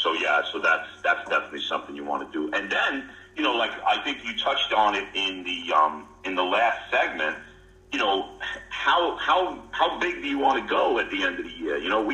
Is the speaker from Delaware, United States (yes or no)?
yes; Delaware, United States; I'm from Delaware.